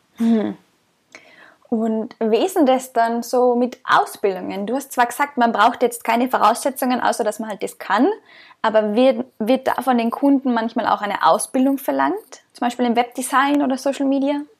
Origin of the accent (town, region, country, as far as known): Austria; moved away as an adult